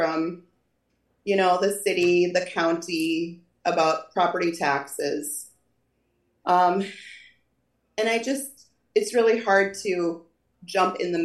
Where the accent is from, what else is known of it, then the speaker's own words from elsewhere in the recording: North Dakota, United States; Born and raised in North Dakota, lived here my whole life.